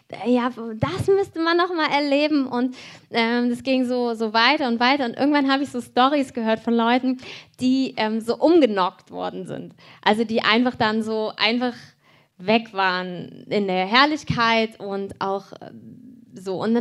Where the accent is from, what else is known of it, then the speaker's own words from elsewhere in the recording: Cologne, North Rhine-Westphalia, Germany; born there; Und dieser Ort ist genau eine Stunde weg von wo ich geboren bin in Köln.